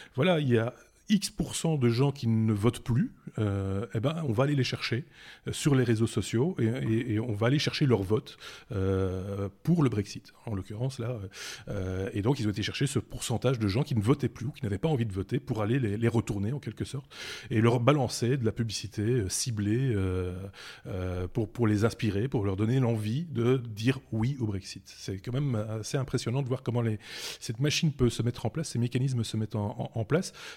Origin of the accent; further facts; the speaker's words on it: Belgium; chez nous en Belgique